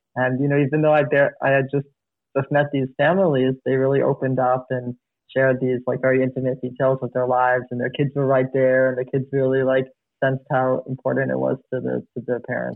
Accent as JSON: {"language": "English", "town": "New York City", "region": "New York", "country": "United States", "tie": "born or raised there", "also_born_or_lived": "Mississippi", "moved": "as an adult", "said": "I grew up in Bronx, New York, in a neighborhood called Riverdale"}